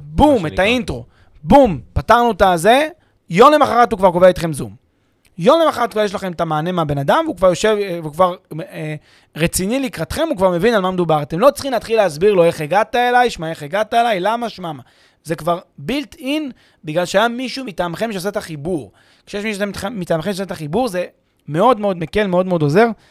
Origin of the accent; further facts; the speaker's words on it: Israel; לנו כישראלים